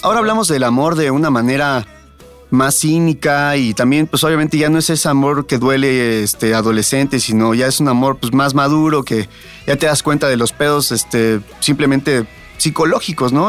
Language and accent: Spanish; Mexico City, Mexico; yo soy de Tepito